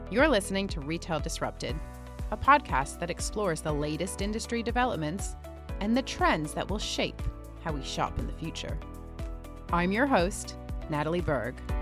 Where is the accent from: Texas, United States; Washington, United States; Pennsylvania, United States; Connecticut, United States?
Connecticut, United States; moved away as an adult; now in London, United Kingdom; I've obviously lived over here in the U K for nearly twenty years now, but I grew up in Connecticut